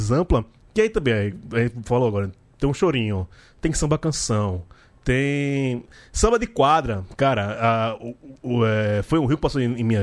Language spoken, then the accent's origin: Portuguese; Recife, Pernambuco, Brazil; now in São Paulo, Brazil; Aí, eu, quando eu vim de Recife pra vir aqui em São Paulo, sei lá, a gente tem uma coisa mais, né, swingada, muita coisa, do, sabe, do... De, de afoxé, de maracatu.